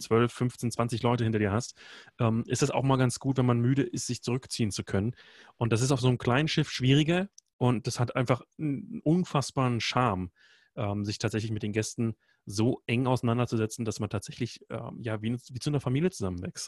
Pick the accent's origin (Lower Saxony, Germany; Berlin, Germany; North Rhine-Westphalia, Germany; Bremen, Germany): Berlin, Germany; moved away as an adult; also born or lived in Iceland; bin geboren in Berlin, habe die letzten Jahre aber in Island gelebt